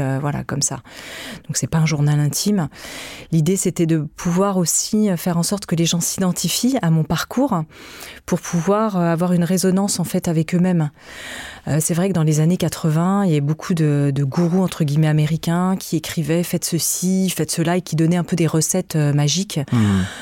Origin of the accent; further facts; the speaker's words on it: France; Je suis née euh, en France